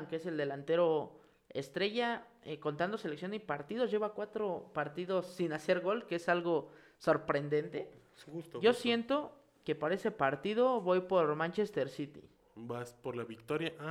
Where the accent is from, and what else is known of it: Mexico